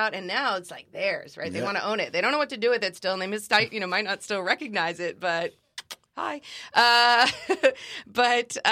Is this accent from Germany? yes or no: yes; Germany; now in United States; when we were growing up in Germany